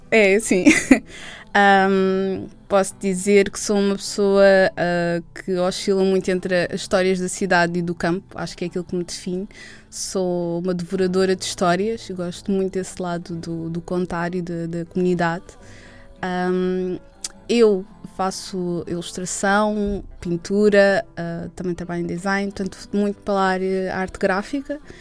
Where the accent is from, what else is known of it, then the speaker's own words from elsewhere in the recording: Lisbon, Portugal; Eu sempre vivi uh, na área de Lisboa